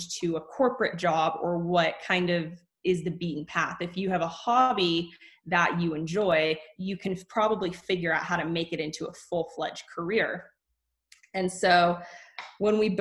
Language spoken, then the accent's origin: English; Oakland, California, United States; we were raised in Oakland